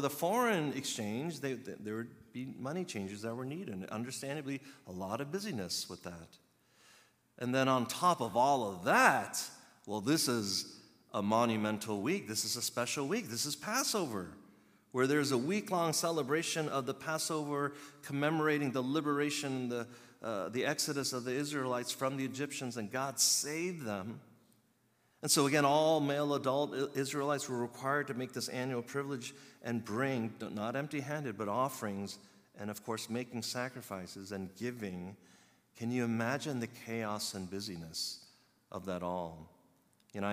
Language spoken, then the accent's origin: English; Chicago, Illinois, United States; I was born in Chicago, but my heritage ethnicity is Korean